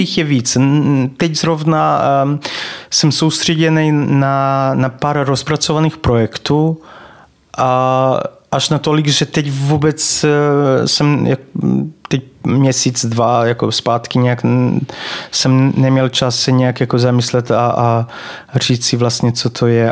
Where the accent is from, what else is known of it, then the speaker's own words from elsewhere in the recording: Banat, Vojvodina, Serbia; Czech is a second language; moved away as an adult; now in Czech Republic; já se tam narodil, takže vlastně pocházím ze Srbska.